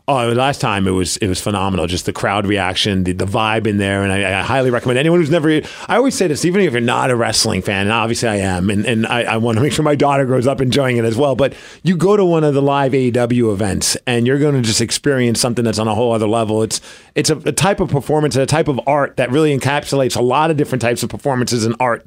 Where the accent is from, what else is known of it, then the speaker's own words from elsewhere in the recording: New York, United States; now in Seattle, United States; I grew up in New York